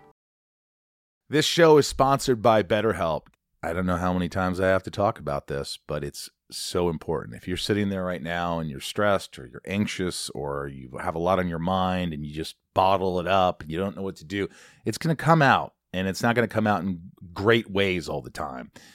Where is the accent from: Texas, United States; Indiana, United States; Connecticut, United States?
Indiana, United States; moved away as an adult; also born or lived in New York / Kentucky; I grew up in Indiana, I was born in New York